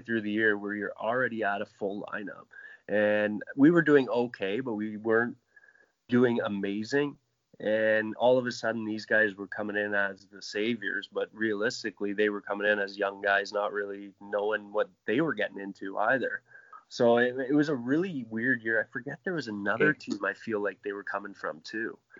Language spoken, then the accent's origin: English; Oakville, Ontario, Canada; I grew up in Oakville, just outside Toronto